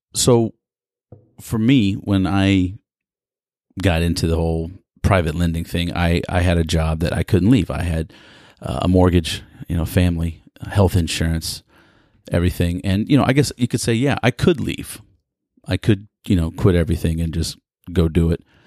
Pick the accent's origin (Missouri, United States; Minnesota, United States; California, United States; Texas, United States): Texas, United States; Houston; Greetings from the energy capital of the world in my hometown, Houston, Texas